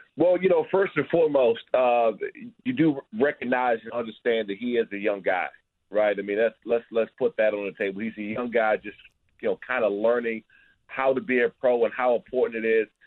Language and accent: English; Prince George's County, Maryland, United States; I grew up here in the Prince George's County area